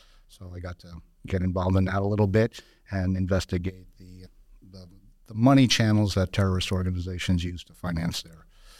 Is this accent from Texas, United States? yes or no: no; Newark, New Jersey, United States; I'm a first-generation American. Okay. My parents were Portuguese immigrants, born and raised in Newark, New Jersey.